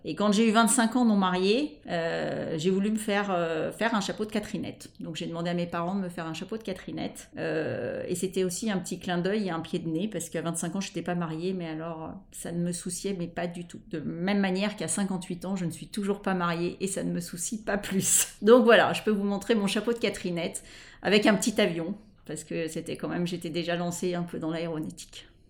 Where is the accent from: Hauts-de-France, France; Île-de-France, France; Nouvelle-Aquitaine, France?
Île-de-France, France; Paris; Je suis parisienne, j'ai habité Paris la plupart de, de, ma vie